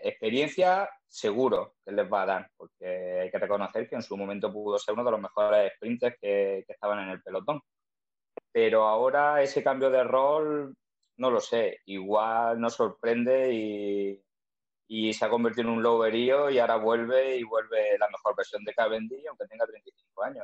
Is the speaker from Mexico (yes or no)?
no; Zújar, Andalusia, Spain; yo soy de, Zuja, además ahí presumimos de ser el corazón de, dicho Geoparque